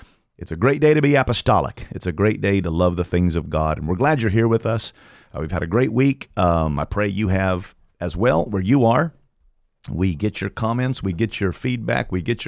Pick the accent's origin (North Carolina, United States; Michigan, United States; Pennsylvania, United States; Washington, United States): North Carolina, United States; Durham; born there; I was born in Durham, North Carolina.